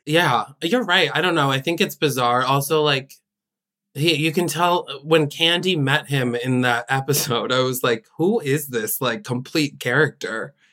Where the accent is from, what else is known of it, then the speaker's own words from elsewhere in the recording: Albany, New York, United States; Paige and I are from the same hometown